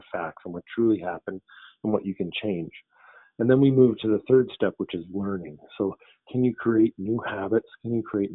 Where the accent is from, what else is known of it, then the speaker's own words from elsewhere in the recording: Victoria, British Columbia, Canada; I came back to my hometown in Victoria, BC